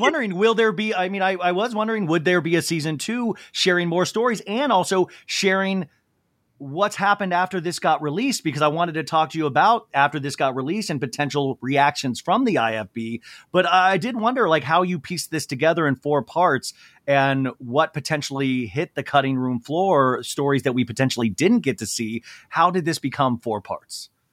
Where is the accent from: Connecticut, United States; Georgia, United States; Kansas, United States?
Kansas, United States; Olathe; moved away; I grew up in Olathe, Kansas.